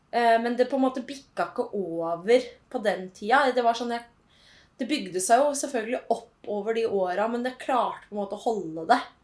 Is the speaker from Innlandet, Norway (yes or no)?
no; Holmestrand, Vestfold, Norway; moved away as an adult; also born or lived in Oslo; jeg kommer jo fra Holmestrand, da, en liten by i Vestfold. Vestfold. Represent. og har bodd der fram til jeg var 21 år